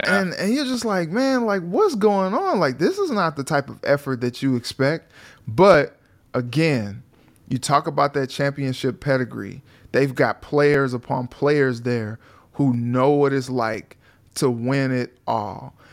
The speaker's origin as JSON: {"language": "English", "town": "St. Louis", "region": "Missouri", "country": "United States", "said": "I'm from St. Louis"}